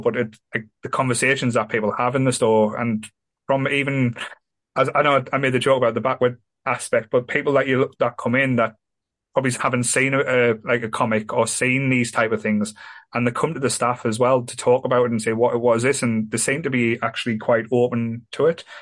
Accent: Sunderland, North East England, United Kingdom; I'm from Sunderland. I love Sunderland

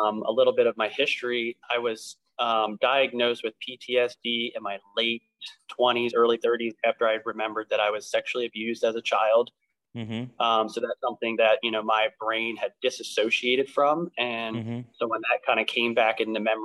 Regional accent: Lancaster County, Pennsylvania, United States; I was born and raised here in Lancaster County

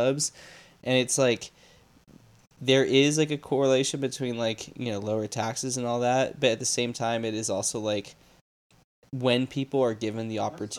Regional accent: Texas, United States; I'm from Texas.

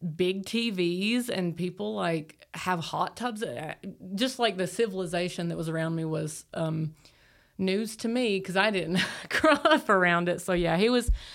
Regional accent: Appalachia, Tennessee, United States; I grew up in Appalachia

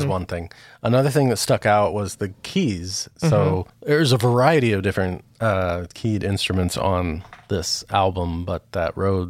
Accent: Grand Haven, Michigan, United States; moved away; having spent a part of my life growing up in Grand Haven, Michigan

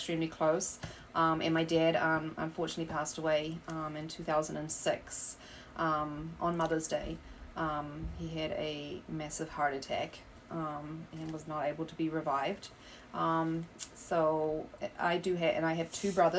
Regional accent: New Zealand; now in Illinois, United States; I live here in Illinois, obviously, but I am originally from New Zealand

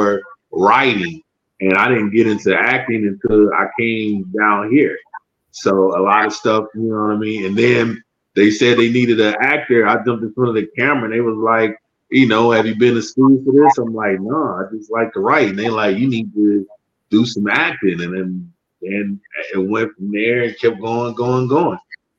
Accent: Detroit, Michigan, United States; We're from Detroit.

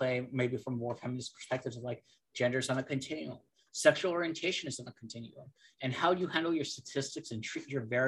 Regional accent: California, United States; moved away as an adult; also born or lived in Texas; now in Alabama, United States; I'm from California

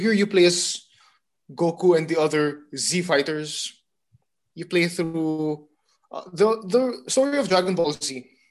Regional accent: Abu Dhabi, United Arab Emirates; now in Philippines; back in Abu Dhabi, where I grew up in the Middle East

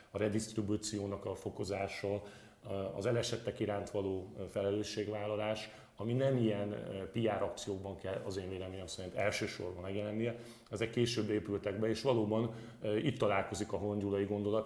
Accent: Budapest, Hungary; én Budán a második kerületben egy középosztálybeli a katolikus nézeteket tiszteletben tartó, nem bigott szinten vallásos családból származom

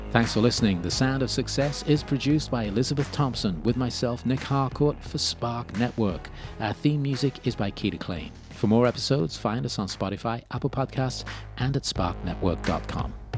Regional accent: Birmingham, West Midlands, United Kingdom; my hometown of Birmingham originally

